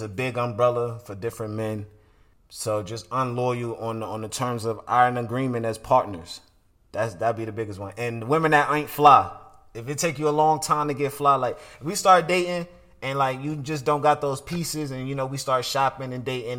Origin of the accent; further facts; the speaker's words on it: Atlanta, Georgia, United States; also born or lived in Brooklyn; where I was raised here in Atlanta.